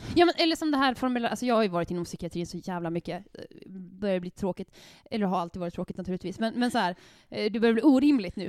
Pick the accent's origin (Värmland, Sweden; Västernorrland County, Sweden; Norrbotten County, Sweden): Västernorrland County, Sweden; Härnösand; alltså jag växte upp i Västernorrland. Jag, jag är från Härnösand.